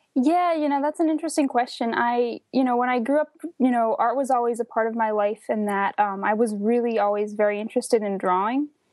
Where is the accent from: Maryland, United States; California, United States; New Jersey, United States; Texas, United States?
New Jersey, United States; northern; I grew up in the suburbs of northern New Jersey, about an hour outside of New York